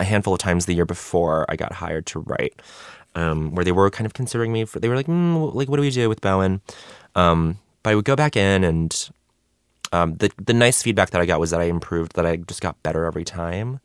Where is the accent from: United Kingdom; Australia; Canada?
Canada; Montreal, Quebec; moved away; also born or lived in Denver; I grew up in Montreal before I moved to Denver, before I moved to the U S